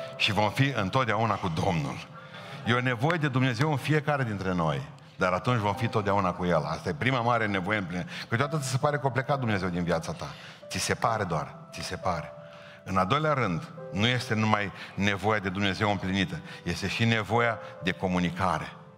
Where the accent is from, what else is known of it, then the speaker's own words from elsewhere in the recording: Romania; La noi, la România